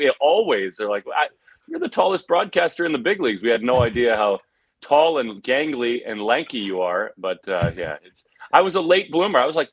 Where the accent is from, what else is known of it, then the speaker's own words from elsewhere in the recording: Alexandria, Virginia, United States; where I grew up in Alexandria, Virginia